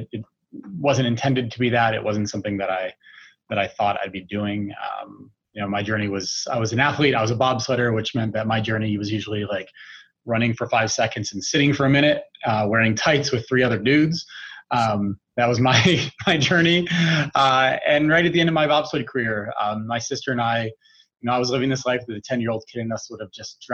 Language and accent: English; United States; moved away as an adult; now in Calgary, Canada; being an American, I've been in Calgary now for the better part of 17 years